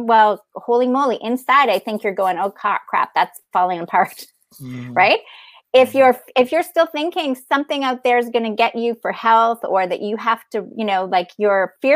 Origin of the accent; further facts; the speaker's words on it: Canada; I'm Canadian.